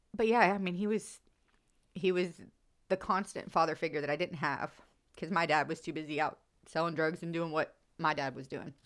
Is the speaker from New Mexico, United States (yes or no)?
no; Central Florida, United States; I grew up in Central Florida, about an hour north of Tampa